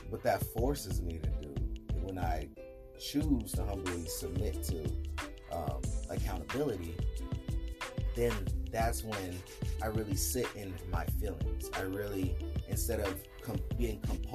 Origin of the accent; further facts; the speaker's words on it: Salinas, California, United States; I'm from Salinas, Cali